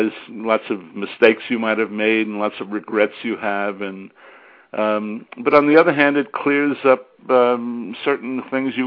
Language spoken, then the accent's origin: English; New York City, New York, United States; I was born and raised in New York City, in the Bronx.